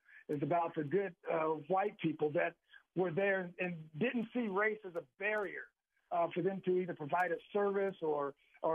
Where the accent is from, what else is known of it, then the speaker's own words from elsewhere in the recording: Oklahoma, United States; I grew up in Oklahoma